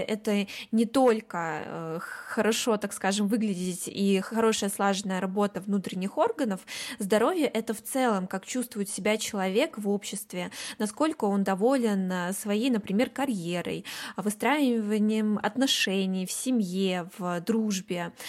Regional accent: Kaliningrad, Kaliningrad Oblast, Russia; вот я из Калининграда

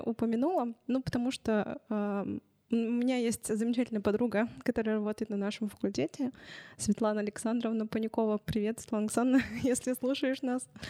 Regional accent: Chelyabinsk, Chelyabinsk Oblast, Russia; я родилась в Челябинске, я всю жизнь прожила здесь

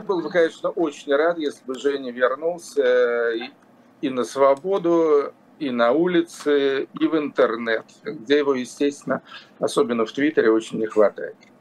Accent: Yaroslavl, Yaroslavl Oblast, Russia; Ярославль – это мой родной город

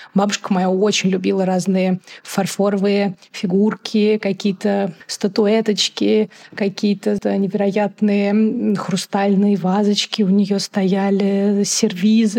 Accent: Moscow, Russia; also born or lived in Tbilisi; Я родилась и выросла в Москве. У меня русская мама, мой папа грузин

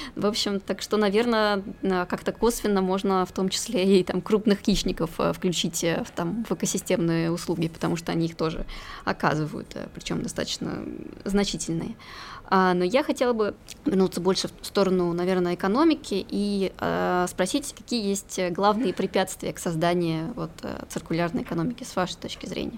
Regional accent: Murmansk Oblast, Russia; я сама из Мурманской

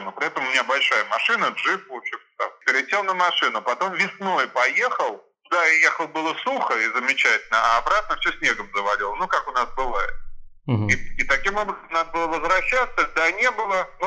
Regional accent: Germany; now in Saint Petersburg, Russia; Ну, я родился в Ленинграде, потом э, жил в Германии 20 лет, э, с детства

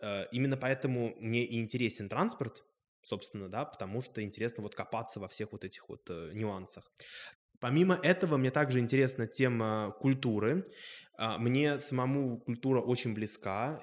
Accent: Moscow, Russia; Я сам родом из Москвы, я коренной москвич по папе

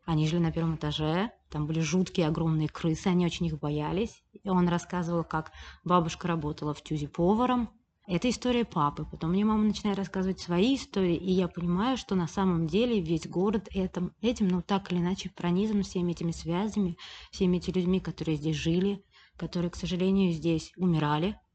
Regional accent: Saint Petersburg, Russia; я всегда жила в Петербурге, я родилась в Петербурге

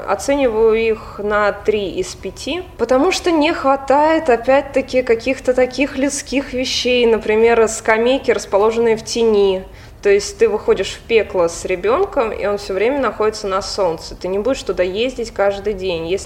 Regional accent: Oryol, Oryol Oblast, Russia; born there; Родилась в Орле, один год прожила в Москве, в сознательном уже возрасте, взрослом. И вернулась обратно.

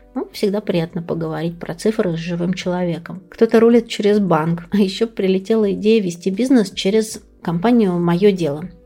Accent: Klin, Moscow Oblast, Russia; была лучшим бухгалтером города Клин. Это мой родной город

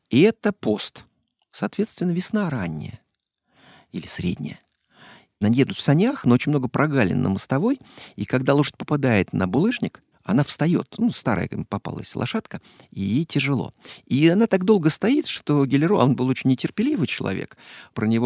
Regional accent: Moscow, Russia; Я вот, как москвич, не понимаю этого блюда.

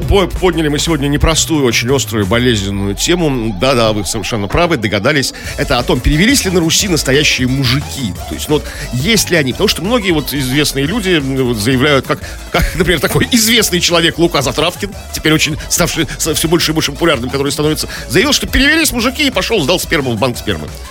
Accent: Saint Petersburg, Russia; Мы, хренные петербуржцы

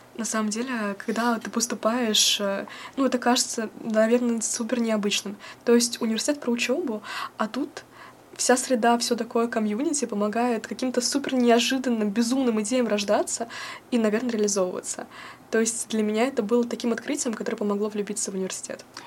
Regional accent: Voronezh, Voronezh Oblast, Russia; moved away as an adult; now in Moscow, Russia; я приехала из Воронежа

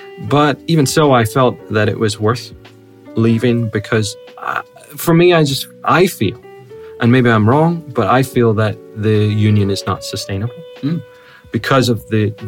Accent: Northern Ireland, United Kingdom; I have an Irish passport. Because I was born in Northern Ireland, I can claim either a British passport or an Irish, or both at the same time.

